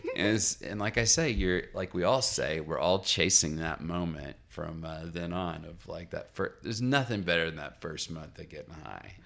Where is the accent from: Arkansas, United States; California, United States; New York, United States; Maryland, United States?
Arkansas, United States; Little Rock; moved away; also born or lived in Massachusetts; I'm from Little Rock, Arkansas